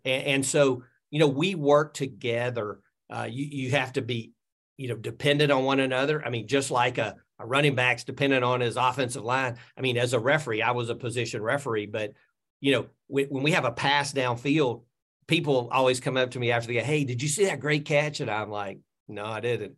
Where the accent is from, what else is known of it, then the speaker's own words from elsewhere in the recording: Birmingham, Alabama, United States; I grew up in Birmingham area, I moved back to Birmingham